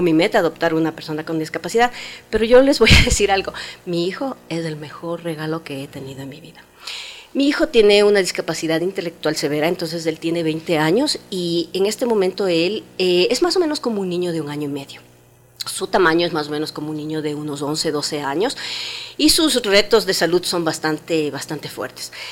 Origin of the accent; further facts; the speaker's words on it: Ecuador; Nosotros, por ejemplo, como ecuatorianos